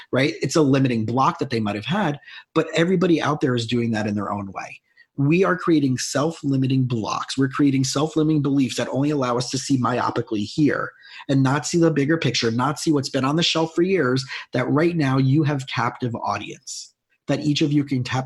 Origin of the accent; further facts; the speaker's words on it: South Florida, United States; moved away as an adult; also born or lived in Long Island; I grew up in South Florida